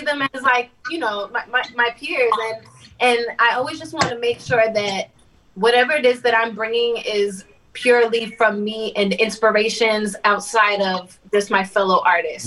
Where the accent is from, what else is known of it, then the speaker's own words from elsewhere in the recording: New York City, New York, United States; I'm from Staten Island